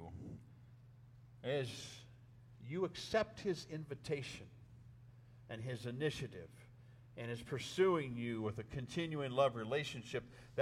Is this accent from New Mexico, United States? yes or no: yes; northern New Mexico, United States; moved away as an adult; I came home from Southwestern Seminary all the way to Lindroth, New Mexico, up in northern New Mexico